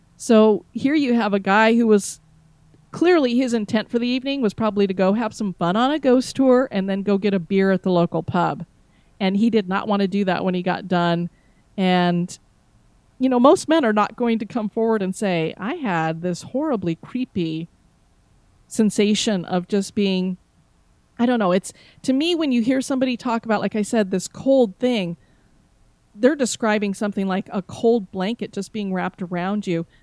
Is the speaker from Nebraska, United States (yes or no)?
no; Florida, United States; I am from Florida